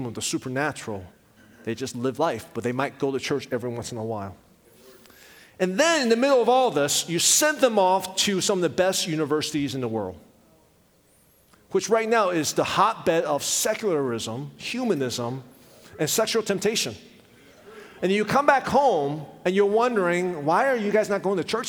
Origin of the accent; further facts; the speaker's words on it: Richmond, Virginia, United States; also born or lived in Taiwan; when we came to the United States, my dad pastored a church in Richmond, Virginia